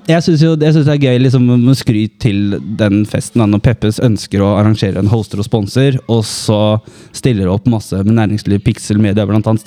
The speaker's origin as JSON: {"language": "Norwegian", "town": "Bergen", "region": "Vestland", "country": "Norway", "said": "Jeg er fra Bergen."}